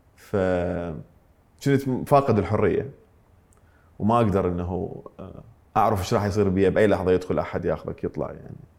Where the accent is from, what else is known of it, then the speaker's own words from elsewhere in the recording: Iraq; also born or lived in Mosul, Iraq / Ramadi, Iraq; انتقلنا من من من الموصل الى الانبار